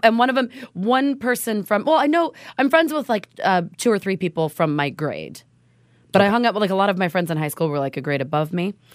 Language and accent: English; Oregon, United States; we're from Oregon.